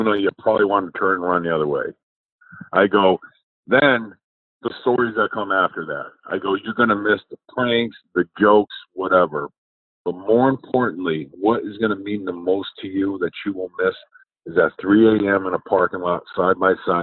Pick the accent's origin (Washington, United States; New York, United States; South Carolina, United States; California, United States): New York, United States; I'm from New York. We say guy